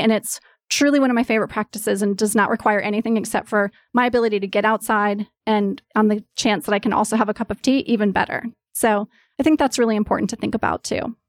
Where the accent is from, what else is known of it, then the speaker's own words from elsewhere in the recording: East Coast, United States; now in Los Angeles, United States; I grew up on the East Coast. I live in L A now.